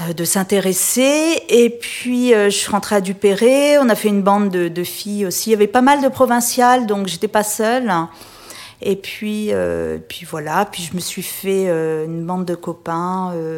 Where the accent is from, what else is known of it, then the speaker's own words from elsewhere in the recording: Réunion; moved away as an adult; also born or lived in Paris; j'ai quitté la Réunion après mon bac au début des années 80